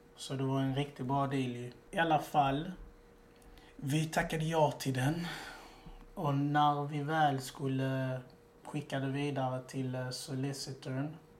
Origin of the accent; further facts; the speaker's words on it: Malmö, Skåne, Sweden; now in Gothenburg, Sweden; Nej, jag är egentligen från Malmö.